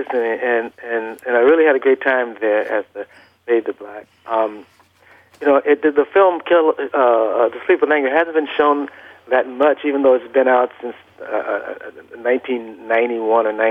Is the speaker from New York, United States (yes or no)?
no; Los Angeles, California, United States; also born or lived in Vicksburg, Mississippi; I was born in Vicksburg, Mississippi, but uh, you know, we moved out to Los Angeles at, at a very early, at a very early age. I was still in you know, in diapers when